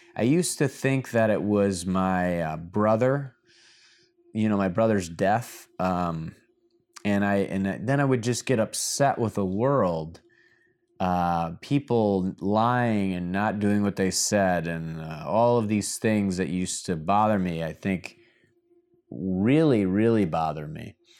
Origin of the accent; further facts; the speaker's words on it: Michigan, United States; now in Miami, United States; My home state of Michigan